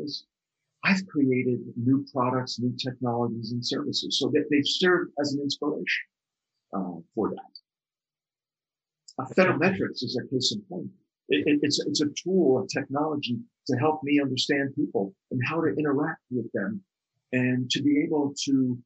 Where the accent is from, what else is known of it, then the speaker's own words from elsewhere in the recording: outside New York City, New Jersey, United States; ever since I was a little kid growing up outside New York City in New Jersey